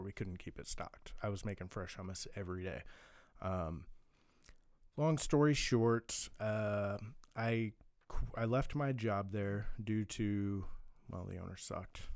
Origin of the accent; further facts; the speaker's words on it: Kansas City, Missouri, United States; moved away as an adult; also born or lived in Blue Valley; now in California, United States; I'm from Kansas City, born and raised